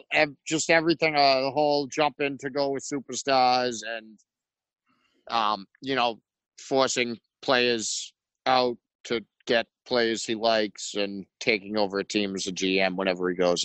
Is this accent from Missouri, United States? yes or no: no; Boston, Massachusetts, United States; I'm from Boston